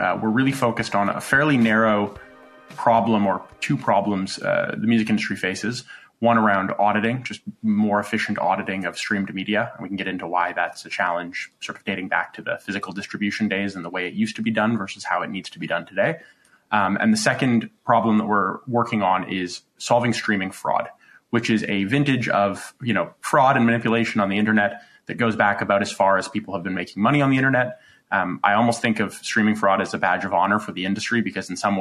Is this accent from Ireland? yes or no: no; British Columbia, Canada; also born or lived in Los Angeles; now in Toronto, Canada; I grew up in British Columbia, spent a stint in Los Angeles, and then came back to Toronto.